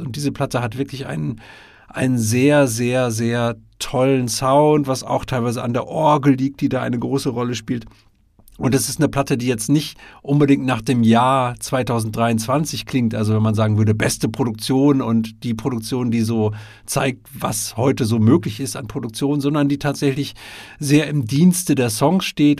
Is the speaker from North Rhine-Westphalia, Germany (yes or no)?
yes; Münsterland, North Rhine-Westphalia, Germany; ich bin ja Westfale und, äh, komme aus dem Münsterland, ähm, oder aus der Nähe des Münsterlandes.